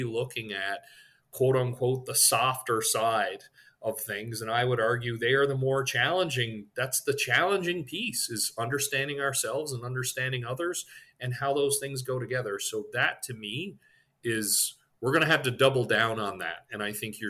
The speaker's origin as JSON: {"language": "English", "region": "Newfoundland and Labrador", "country": "Canada", "moved": "yes", "said": "I'm from Newfoundland, Canada originally"}